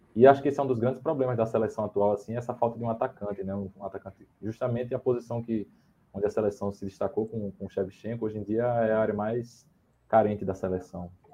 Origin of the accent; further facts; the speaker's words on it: Brazil; como brasileiro